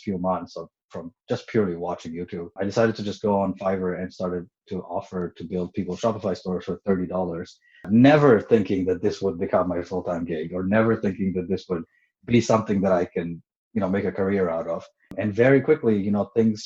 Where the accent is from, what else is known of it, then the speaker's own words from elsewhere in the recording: Montreal, Quebec, Canada; moved away as an adult; now in Toronto, Canada; I moved to Toronto January 2017. I'm originally from Montreal